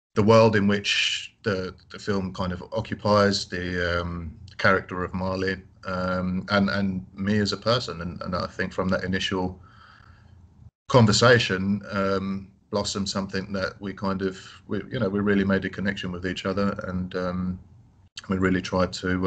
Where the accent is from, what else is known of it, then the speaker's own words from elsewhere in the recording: London, United Kingdom; I grew up in London